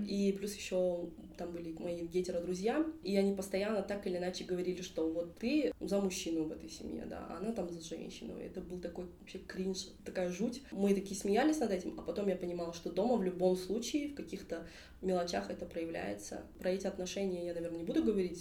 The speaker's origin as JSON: {"language": "Russian", "town": "Kentau", "region": "Turkistan Region", "country": "Kazakhstan", "said": "Также я из Кентау"}